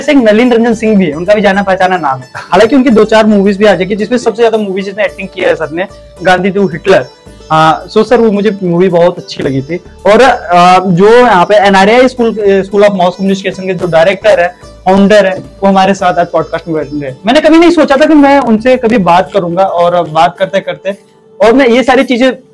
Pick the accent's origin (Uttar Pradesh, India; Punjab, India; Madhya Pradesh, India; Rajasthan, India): Uttar Pradesh, India; मैं यूपी से बिलोंग करता हूँ